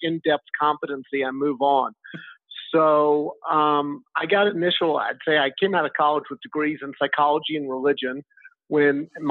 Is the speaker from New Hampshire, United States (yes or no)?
no; Texas, United States; moved away as an adult; now in Spain; I'm from Texas.